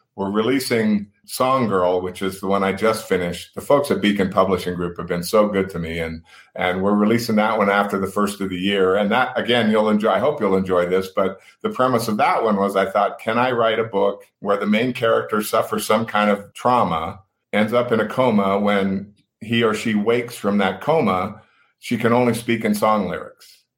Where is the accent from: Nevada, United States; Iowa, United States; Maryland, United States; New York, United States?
Nevada, United States; Reno; growing up in Reno, we, you know, it was kind of the family thing